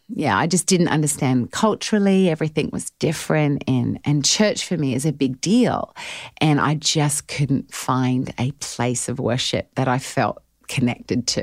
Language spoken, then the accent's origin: English; Adelaide, South Australia, Australia; accent: Australian; moved away as an adult; also born or lived in Melbourne, Australia; now in Nashville, United States; I grew up in Adelaide, South Australia, but lived in Melbourne the last ten years